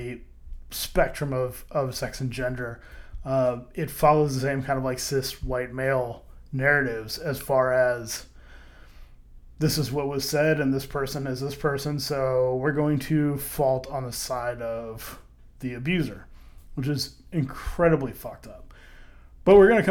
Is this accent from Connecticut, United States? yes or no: no; St. Louis, Missouri, United States; I was from St. Louis, as far as where I grew up. I wasn't born there, but I did live in St. Louis